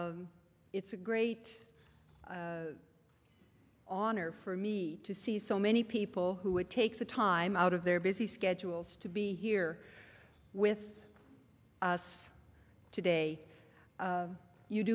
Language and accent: English; Pincher Creek, Alberta, Canada; moved away; I was born not in Toronto, but at a far, point far distant, A tiny town, Pincher Creek, at that point population 1,700, got to 2,000 before I left, a town tucked in the southwest corner of Alberta.